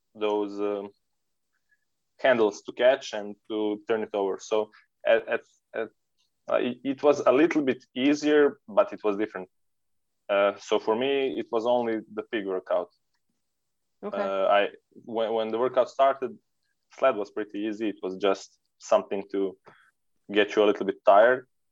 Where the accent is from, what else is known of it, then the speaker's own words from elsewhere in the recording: Serbia; We are from Serbia